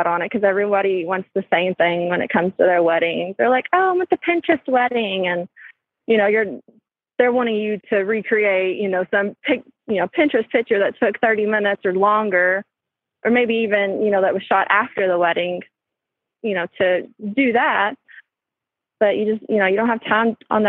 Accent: central Kentucky, United States; accent: country; I'm from Kentucky

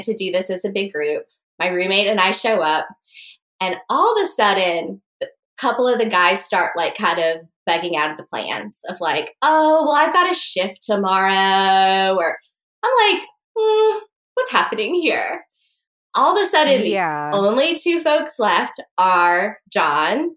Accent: North Carolina, United States; I'm from North Carolina

